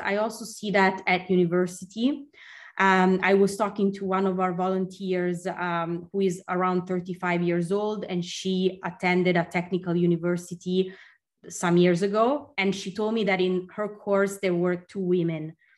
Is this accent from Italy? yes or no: yes; Milan, Lombardy, Italy; moved away as an adult; also born or lived in Stockholm, Sweden; when I moved back to my hometown in Milan